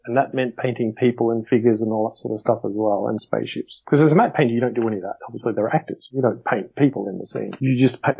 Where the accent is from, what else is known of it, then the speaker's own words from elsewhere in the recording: Australia; where are you from? I said, Australia